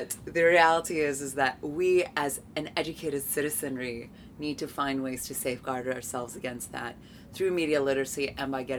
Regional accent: United States; moved away; my home country of the United States

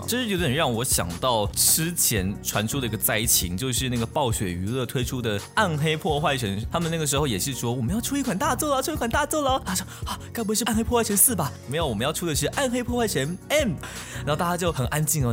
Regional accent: Taiwan; 不要瞧不起我们台湾人

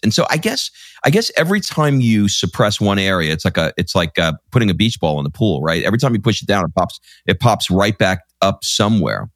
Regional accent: New York, United States; now in Atlanta, United States; I grew up in New York and I go back

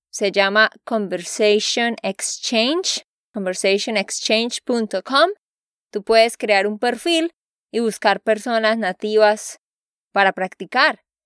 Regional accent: Santander, Colombia; de Santander, Colombia.

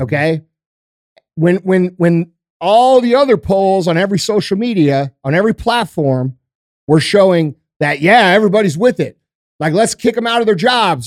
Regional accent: United States; I'm fucking American

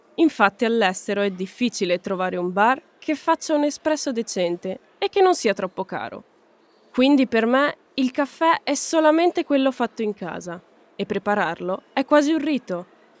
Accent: Piedmont, Italy; moved away as an adult; now in Germany; sono piemontese e a Torino

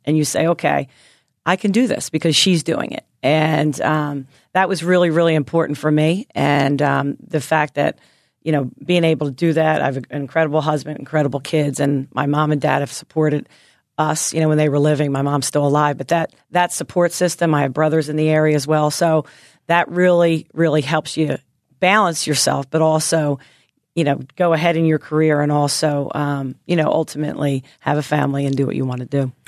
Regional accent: Philadelphia, Pennsylvania, United States; moved away as an adult; also born or lived in Nashville, Tennessee; growing up in Philly

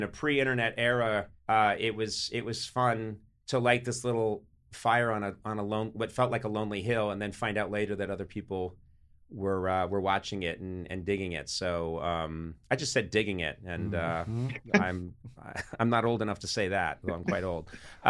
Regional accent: Ireland; And that may come from being so Irish. I do think it is something that we do.

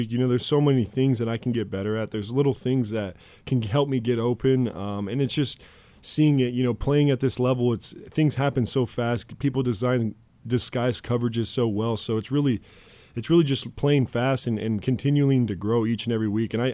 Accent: Fort Morgan, Colorado, United States; moved away; he's a Fort Morgan guy. Went to uh, went to the same high school.

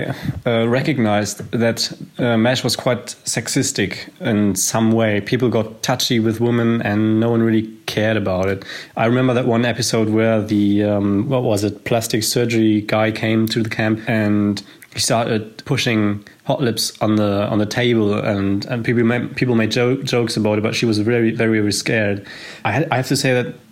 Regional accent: Germany; I'm from Germany

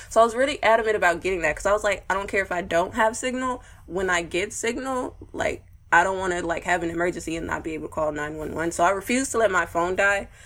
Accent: Houston, Texas, United States; I'm from Houston, Texas

